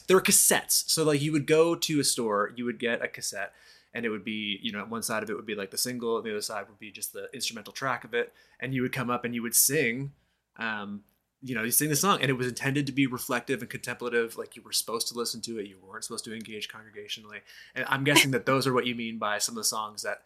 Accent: Moncton, New Brunswick, Canada; in my hometown of Moncton, New Brunswick, uh, Canada

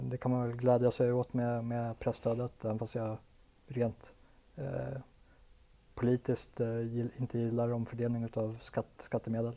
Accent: Sweden

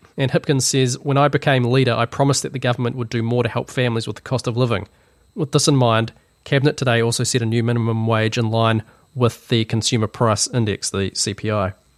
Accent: New Zealand; being a New Zealander

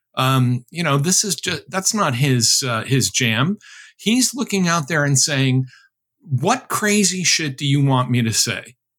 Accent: Chicopee, Massachusetts, United States; my hometown of Chicopee, Massachusetts

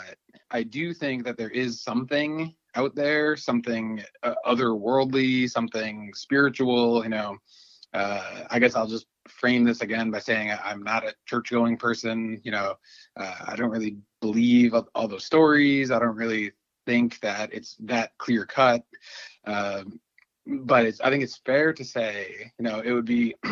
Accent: Dunkirk, New York, United States; now in Buffalo, United States; I grew up in Dunkirk, New York. It's about a half hour, 50 minutes south of Buffalo

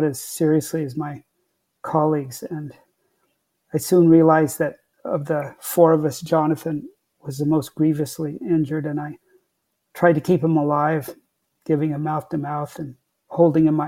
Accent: Orange County, California, United States; I grew up in California in a small rural part of Orange County when Orange County near Los Angeles was still rural.

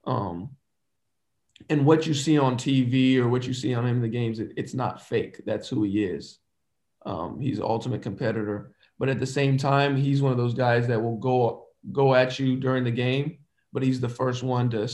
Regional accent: Dayton, Ohio, United States; I'm from Dayton, Ohio

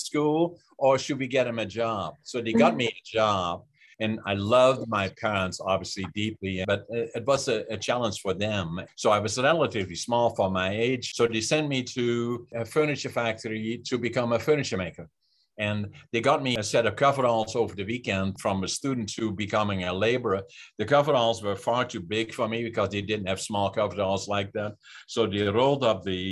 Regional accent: Netherlands; moved away; I was born in Holland in 1940 in Northeastern Holland, close to the German border.

